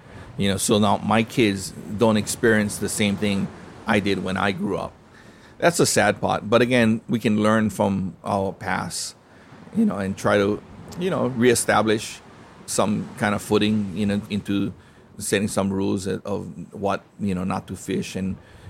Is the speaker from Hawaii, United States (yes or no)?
yes; Hawaii, United States; And I think that's one of the things that people don't understand, that even being Hawaiian, it goes deeper into Polynesia